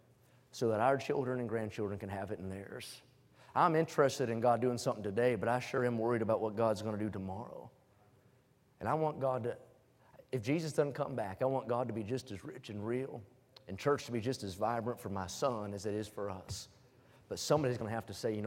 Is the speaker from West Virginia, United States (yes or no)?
yes; West Virginia, United States; moved away; I was born in West Virginia, and everywhere you walk, you're on the side of a hill.